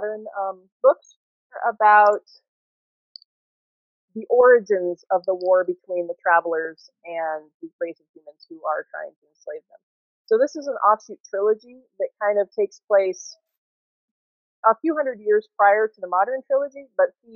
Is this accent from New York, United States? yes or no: no; Ohio, United States; moved away as an adult; now in Colorado, United States; I'm from Ohio. Or I grew up in Ohio anyway